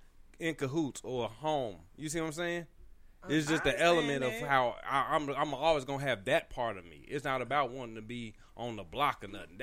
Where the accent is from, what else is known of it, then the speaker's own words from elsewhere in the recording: United States; I grew up in North County, so you had to know how to throw your hands to a certain degree